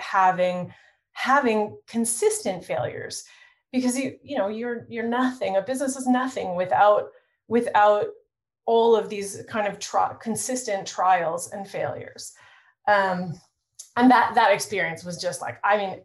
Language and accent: English; Toronto, Ontario, Canada; I'm born and raised in Toronto